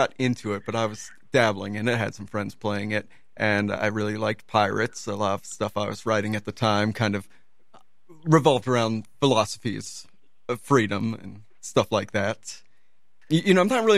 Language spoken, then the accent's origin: English; Dunwoody, Georgia, United States; moved away as an adult; also born or lived in Brooklyn, New York; now in New York, United States; Dunwoody, Georgia. It's on the, it's a suburb north of Atlanta